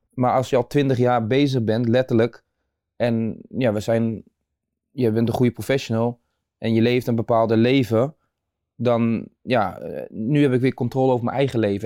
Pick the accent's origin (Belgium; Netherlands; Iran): Netherlands; Nieuwegein, Utrecht; geboren en getogen in Nieuwegein